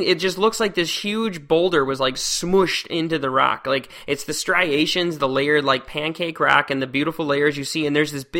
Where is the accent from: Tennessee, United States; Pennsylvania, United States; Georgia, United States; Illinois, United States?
Illinois, United States; Northern; I grew up in Northern Illinois, and there's just lakes just everywhere.